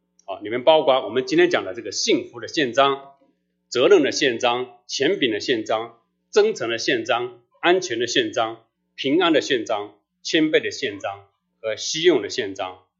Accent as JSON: {"language": "Chinese", "country": "China", "said": "所以，我们中国人好像这个“虚心”字好像还比较好理解"}